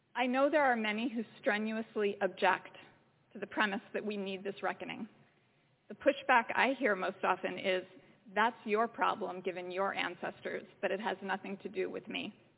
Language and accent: English; Philadelphia, Pennsylvania, United States; I grew up in Philadelphia, six blocks from Independence Hall and the Liberty Bell.